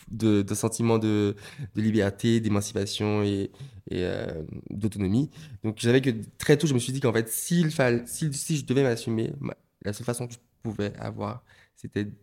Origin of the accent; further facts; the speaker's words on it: Martinique, France; born there; Oui, alors je suis né en Martinique euh, en 1998 avec euh, deux frères, un grand frère.